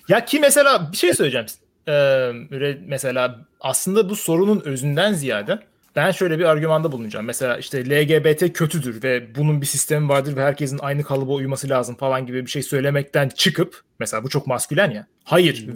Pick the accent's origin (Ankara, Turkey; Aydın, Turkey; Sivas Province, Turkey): Sivas Province, Turkey; Sivas; Ben Sivaslıyım